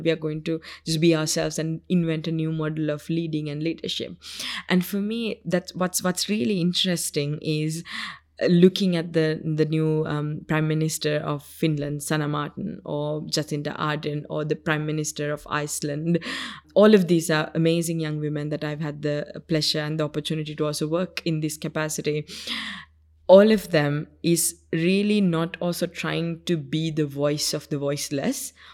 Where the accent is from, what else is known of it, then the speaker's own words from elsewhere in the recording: Sri Lanka; first language Sinhala; English is a second language; the village where I grew up in Sri Lanka